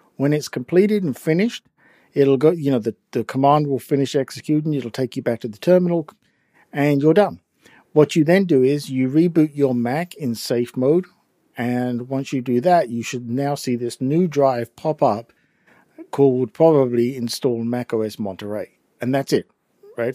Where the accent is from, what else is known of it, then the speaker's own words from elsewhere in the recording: England, United Kingdom; accent: English; my English accent